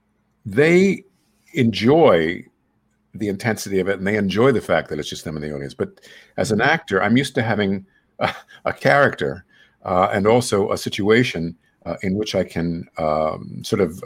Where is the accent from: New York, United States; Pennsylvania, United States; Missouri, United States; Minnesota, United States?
New York, United States; New York City; I'm from Queens